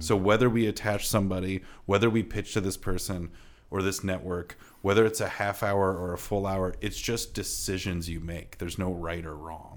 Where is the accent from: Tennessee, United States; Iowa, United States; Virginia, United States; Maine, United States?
Iowa, United States; I'm from Iowa and Midwestern